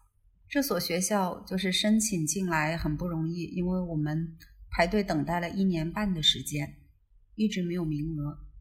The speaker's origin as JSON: {"language": "Chinese", "region": "Southwest China", "country": "China", "tie": "born or raised there", "lives_now": "Chengdu, China", "said": "因为西南其实是我的老家，对我相当于是回到老家"}